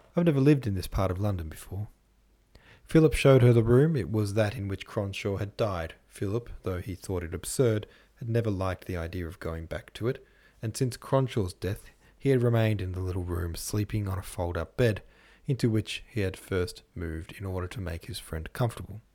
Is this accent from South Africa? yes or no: no; Australia; I'm from Australia